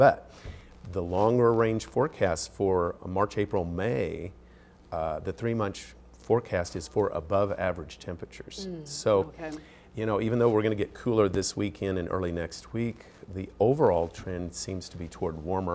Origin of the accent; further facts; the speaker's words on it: Belleville, Kansas, United States; moved away as an adult; now in Missoula, United States; my hometown of Belleville, Kansas